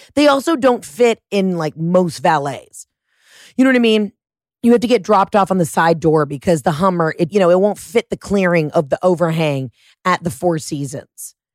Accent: Atlanta, Georgia, United States; now in Los Angeles, United States; I'm from Atlanta.

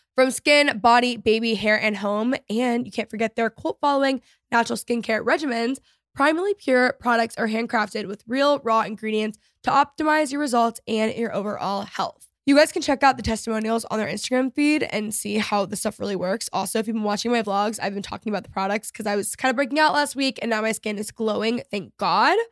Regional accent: Texas, United States; growing up in Texas

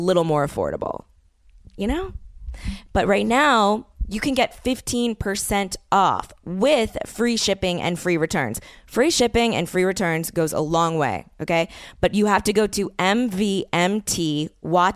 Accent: New Orleans, Louisiana, United States; moved away; people that I grew up with in New Orleans

